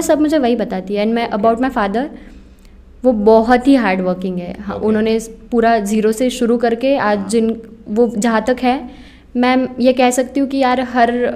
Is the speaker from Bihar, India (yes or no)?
no; Junnar, Maharashtra, India; also born or lived in Pune; मैं बेसिकली जुन्नर से हूँ the birth place of Chhatrapati Shivaji Maharaj